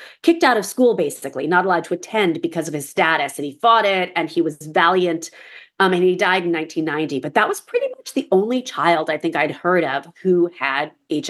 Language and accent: English; New York City, New York, United States; I grew up in New York City. I was alive in 1985.